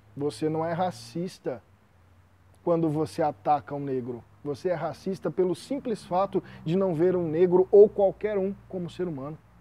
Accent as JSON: {"language": "Portuguese", "country": "Brazil", "said": "Eu, como brasileiro"}